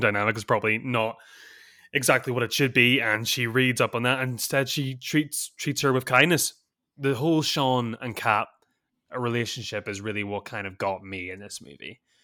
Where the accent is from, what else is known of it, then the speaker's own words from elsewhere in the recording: Northern Ireland, United Kingdom; moved away; I'm not from Southern Ireland, I'm from Northern Ireland